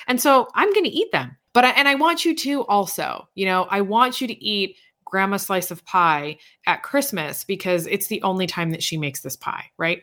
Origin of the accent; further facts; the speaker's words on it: East Coast, United States; now in Indiana, United States; I'm from the East Coast